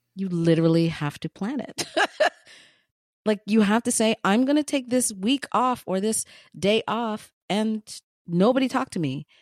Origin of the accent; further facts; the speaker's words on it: Ghana; I am Ghanaian with Ghanaian parents. I was born in Ghana